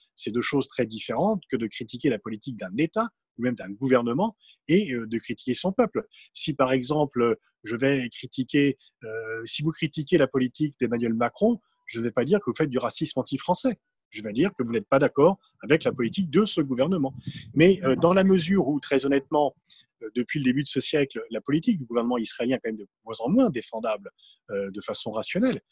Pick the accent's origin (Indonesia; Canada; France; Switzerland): France; Mantes-la-Jolie, Île-de-France; je viens de Mantes-la-Jolie, du val et le racisme était beaucoup plus prégnant.